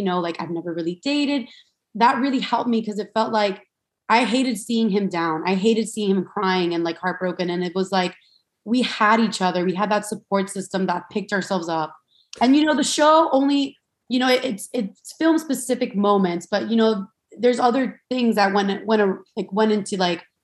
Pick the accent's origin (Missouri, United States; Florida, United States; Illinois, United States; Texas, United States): Florida, United States; Miami; I'm from Miami, Florida. And I grew up like, you know, I grew up with three sisters, the whole Latin household